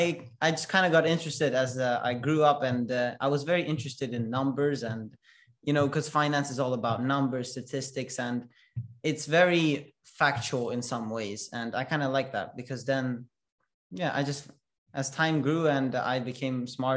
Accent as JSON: {"language": "English", "country": "Russia", "moved": "yes", "lives_now": "Stockholm, Sweden", "said": "I'm 16 years old and I come from Russia, and my family is fully Russian."}